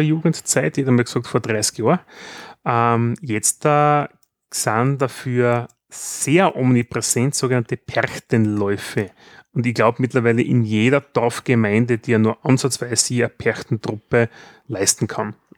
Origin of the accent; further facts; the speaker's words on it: Styria, Austria; bei uns in der Steiermark